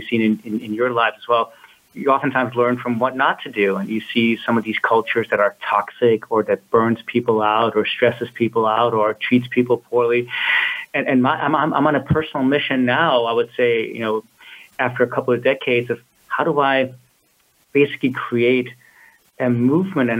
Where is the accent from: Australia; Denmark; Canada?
Denmark; Copenhagen, Capital Region of Denmark; moved away as an adult; also born or lived in California; I'm originally from Copenhagen, Denmark. But when I was 21, I bought a one-way ticket to California.